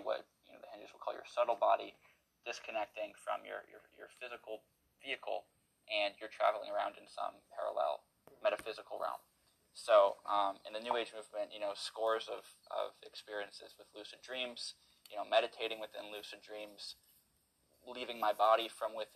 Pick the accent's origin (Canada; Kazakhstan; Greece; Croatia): Canada; I'm born and raised in Canada